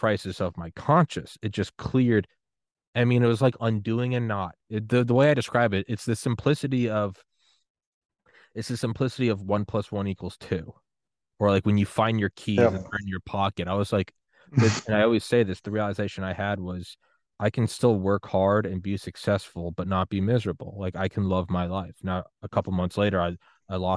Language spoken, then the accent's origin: English; New England, United States; moved away; also born or lived in Georgia / Maryland / Miami; I'm from New England